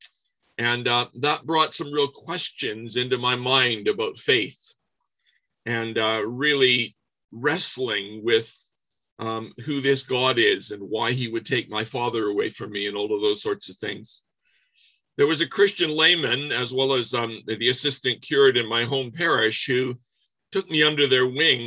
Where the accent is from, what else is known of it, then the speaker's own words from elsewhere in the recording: Windsor, Ontario, Canada; I grew up in Windsor, Ontario, Canada.